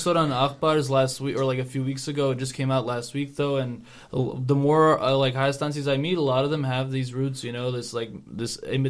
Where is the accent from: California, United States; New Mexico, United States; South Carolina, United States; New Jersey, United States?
California, United States; Orange County; I'm from Orange County. It would be like that in Orange County. I make it sound like it's on the other side of the country, but sometimes it feels like it. But we are pretty, like, lucky to live here where there's always new Armenians to meet.